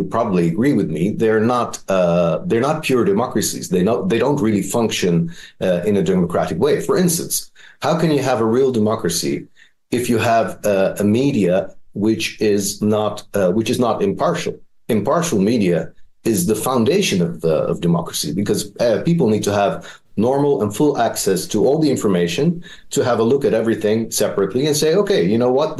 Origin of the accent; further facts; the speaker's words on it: Netherlands; moved away as an adult; also born or lived in Middle East; I was born and raised in the Netherlands. I lived for 40 years in that democracy.